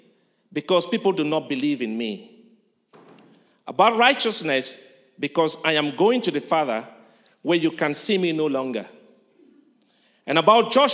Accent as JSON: {"language": "English", "town": "Calabar", "region": "Cross River", "country": "Nigeria", "tie": "born or raised there", "moved": "yes", "said": "I fortunately happened to be born in Calabar, though I'm not from Calabar"}